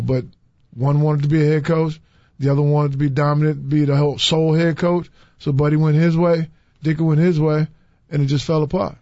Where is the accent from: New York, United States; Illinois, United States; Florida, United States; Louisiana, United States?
New York, United States; New York City; also born or lived in Louisville, Kentucky; now in Chicago, United States; I'm proud of where I came from, Brownsville and Brooklyn, New York